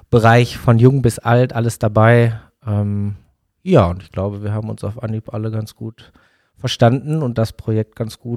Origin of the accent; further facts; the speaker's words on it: Bottrop, North Rhine-Westphalia, Germany; now in Dortmund, Germany; Also genau, also wobei gebürtig aus Bottrop.